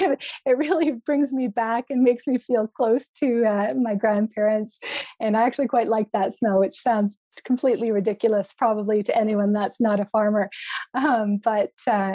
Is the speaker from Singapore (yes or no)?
no; Waterloo region, Ontario, Canada; I hail from Waterloo region, quite proud of our very highly innovative region here.